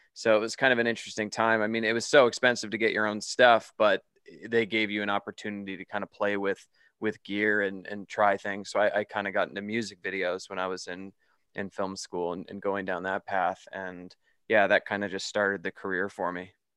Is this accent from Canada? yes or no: yes; Canada; moved away as an adult; also born or lived in Toronto, Canada; now in Las Vegas, United States; I'm originally from Canada, and I live in Las Vegas now